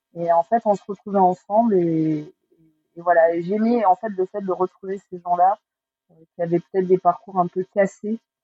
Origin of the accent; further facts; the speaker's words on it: Agen, Nouvelle-Aquitaine, France; je, viens d'Agen. Euh, j'ai grandi à Agen